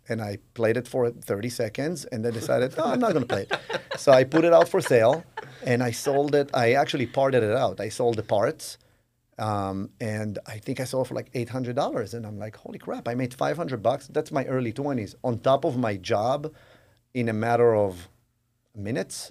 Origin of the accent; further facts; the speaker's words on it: Israel; moved away as an adult; I grew up in Israel